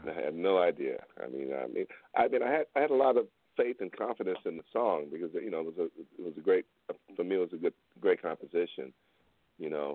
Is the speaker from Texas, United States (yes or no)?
yes; Houston, Texas, United States; I'm from Houston. You know I grew up, you know with those guys